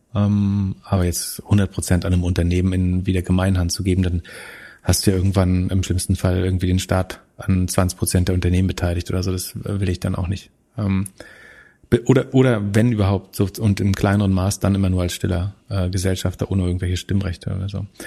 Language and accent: German; Greifswald, Mecklenburg-Vorpommern, Germany; in meiner Heimatstadt